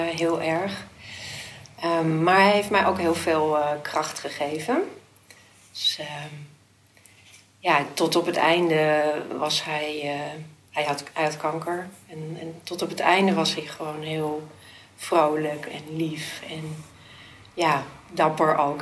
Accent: Amsterdam, North Holland, Netherlands; also born or lived in De Pijp, Amsterdam / Watergraafsmeer, Amsterdam; Ik ben zelf opgegroeid in de Bijlmer

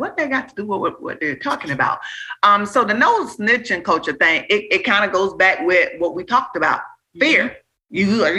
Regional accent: Miami, Florida, United States; I'm from the Liberty City, Miami, Florida

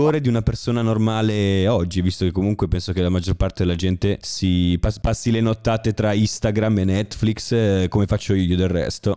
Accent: Como, Lombardy, Italy; io vengo da Como

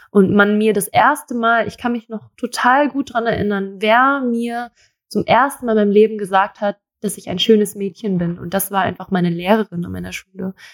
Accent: Thailand; Also ich bin in Thailand aufgewachsen und es war, ich war schön, ich war aber auch hässlich.

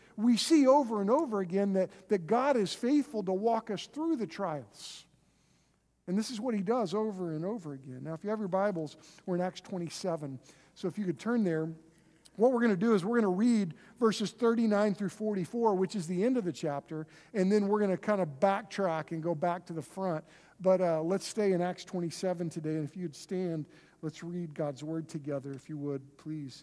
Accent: Oklahoma, United States; we're from Oklahoma

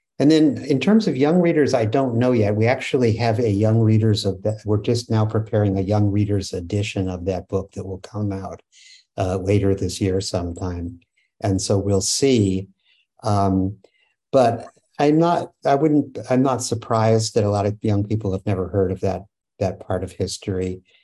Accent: West Coast, United States; First of all, I grew up on the West Coast, and so I grew up with a lot of Japanese American friends.

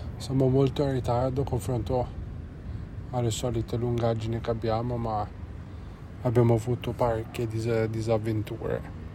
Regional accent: Genoa, Liguria, Italy; noi siamo di Genova

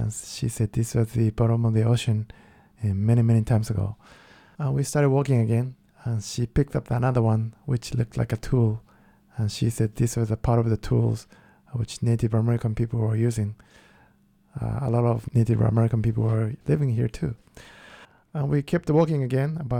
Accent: Kyoto, Japan; English is a second language; moved away; I'm from Kyoto, which is the most traditional part in Japan

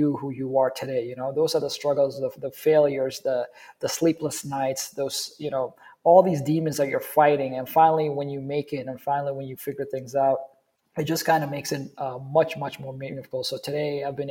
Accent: Somalia; moved away; I grew up in Somalia

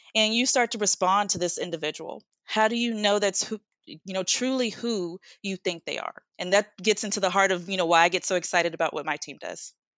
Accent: United States; I am from the United States

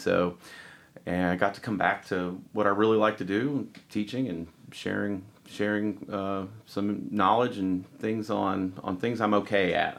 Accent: Elizabethton, Tennessee, United States; I grew up in Elizabeth and Carter County

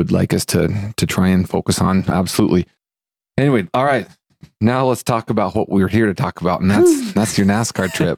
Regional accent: Fairfield, Montana, United States; moved away; also born or lived in Lewistown, Montana; we grew up in Fairfield

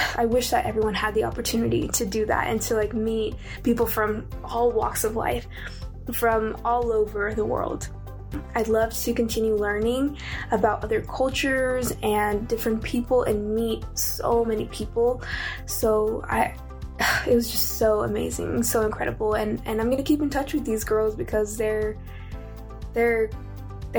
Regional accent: United States; I'm from the United States

